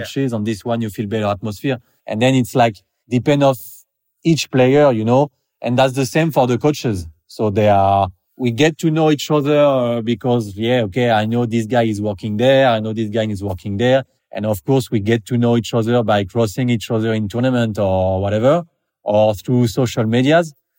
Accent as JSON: {"language": "English", "town": "Paris", "region": "Île-de-France", "country": "France", "moved": "as an adult", "lives_now": "French Riviera, France", "said": "I'm from Paris, basically, but I moved there in the south of France on French Riviera, like ten, twelve years ago"}